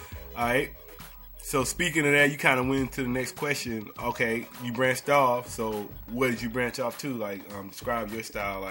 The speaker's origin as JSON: {"language": "English", "region": "the South", "country": "United States", "accent": "Southern", "said": "I'm from the South too, man. You know how our accent is and shit."}